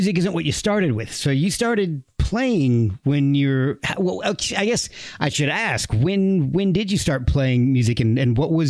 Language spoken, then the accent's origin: English; Branchburg, New Jersey, United States; moved away; I grew up in Jersey too. I spent like 13, 14 years there right in the center of the state.